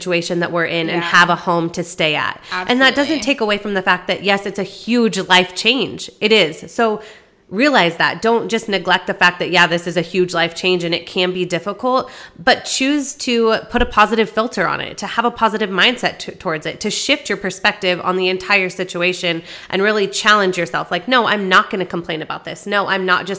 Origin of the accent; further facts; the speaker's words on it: Arizona, United States; moved away as an adult; I'm from Arizona. I just recently moved down here about 6 months ago